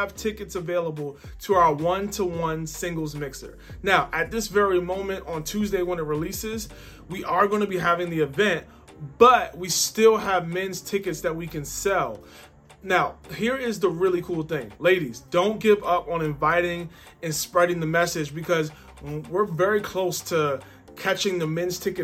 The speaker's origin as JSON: {"language": "English", "town": "Baltimore", "region": "Maryland", "country": "United States", "tie": "born or raised there", "said": "I grew up in Baltimore."}